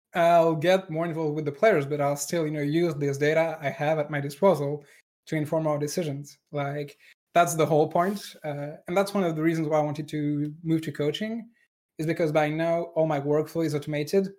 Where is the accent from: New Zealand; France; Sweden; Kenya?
France; accent: French; English is a second language; moved away; a French engineer, like me